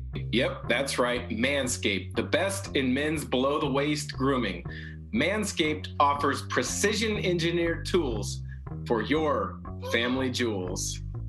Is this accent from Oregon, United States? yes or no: yes; Portland, Oregon, United States; now in Spokane, United States; I grew up in the Portland area, so rain doesn't bother me. I live in Spokane now.